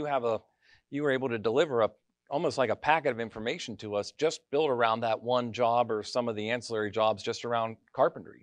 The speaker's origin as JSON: {"language": "English", "area": "Mercer County", "region": "Pennsylvania", "country": "United States", "tie": "born or raised there", "said": "I grew up in Mercer County, left, came back, left, came"}